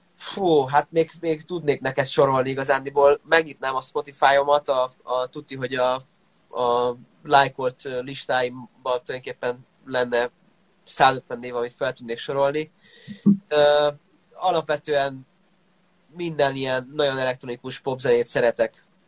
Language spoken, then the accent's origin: Hungarian; Székesfehérvár, Fejér, Hungary; a szülővárosunkhoz, Székesfehérvárhoz